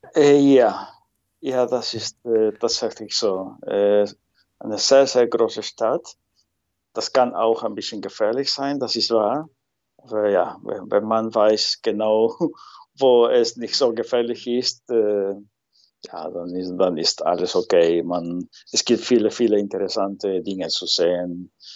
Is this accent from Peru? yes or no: yes; Lima, Peru; first language Spanish; German is a second language; moved away as an adult; now in Netherlands; ich komme ursprünglich aus Lima, die Hauptstadt äh, von Peru.